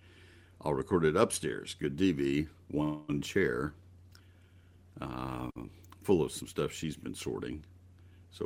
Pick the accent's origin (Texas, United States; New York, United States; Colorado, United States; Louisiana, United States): Texas, United States; College Station; growing up in College Station back after Bear Bryant.